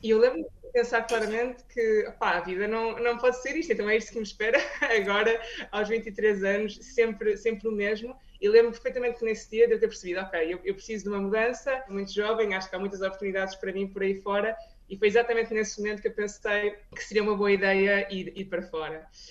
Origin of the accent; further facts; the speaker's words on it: Espinho, Aveiro District, Portugal; moved away as an adult; also born or lived in Porto, Portugal / Lisbon, Portugal / Rotterdam, Netherlands; now in Barcelona, Spain; eu sou de Espinho, não é? Estudei no Porto, na Faculdade de Farmácia